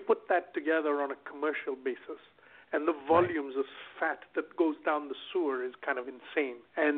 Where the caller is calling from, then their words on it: Sarasota, Florida, United States; I'm calling from Sarasota, Florida, so it's nice and sunny and warm, and yeah, nice place to be.